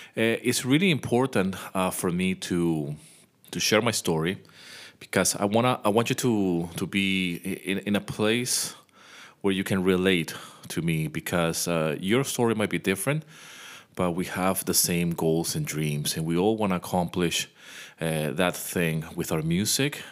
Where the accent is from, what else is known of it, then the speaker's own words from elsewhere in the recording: Venezuela; also born or lived in United Kingdom; now in Greece; I was born in the U K, but I grew up in Venezuela